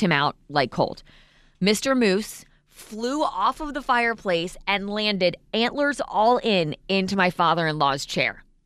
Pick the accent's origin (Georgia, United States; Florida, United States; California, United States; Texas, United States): Florida, United States; Vero Beach; I remember growing up in Vero, um, where we lived for months.